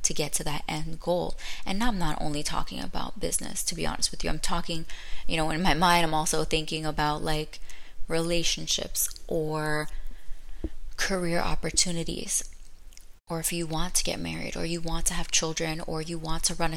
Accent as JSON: {"language": "English", "town": "Orlando", "region": "Florida", "country": "United States", "tie": "born or raised there", "also_born_or_lived": "Brooklyn, New York", "said": "I'm just a girl from Brooklyn who moved to Orlando. I was raised in Orlando."}